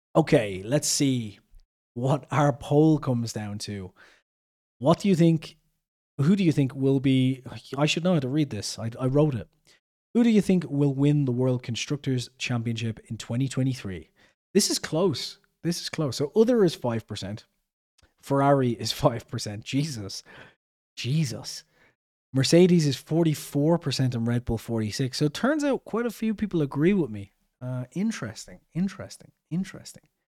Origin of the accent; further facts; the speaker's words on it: Ireland; I'm Irish